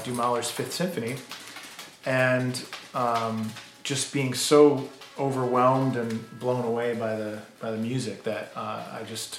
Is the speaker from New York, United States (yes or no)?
no; South Windsor, Connecticut, United States; moved away; also born or lived in Pittsburgh; I grew up in a little town outside of Hartford, Connecticut, South Windsor, Connecticut.